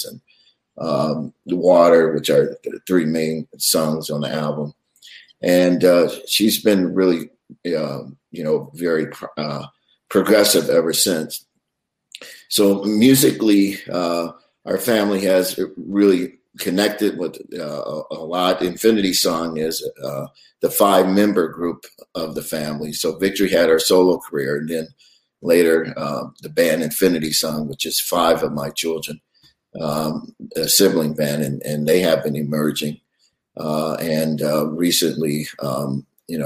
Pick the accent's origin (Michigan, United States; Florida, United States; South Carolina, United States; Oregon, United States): Michigan, United States; Detroit; moved away as an adult; now in New York, United States; I grew up also in a musical family, and all of my sisters and brothers were singers, and we sang in choirs. And we started in Detroit. I was born in Detroit